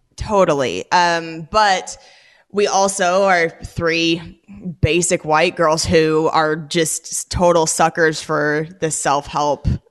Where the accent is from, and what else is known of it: Washington, United States; born or raised there; moved away as an adult; also born or lived in Los Angeles